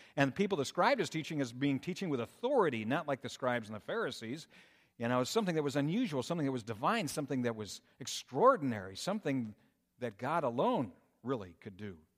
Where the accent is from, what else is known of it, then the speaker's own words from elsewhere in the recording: Minnesota, United States; moved away as an adult; also born or lived in Colorado; now in Michigan, United States; growing up in Minnesota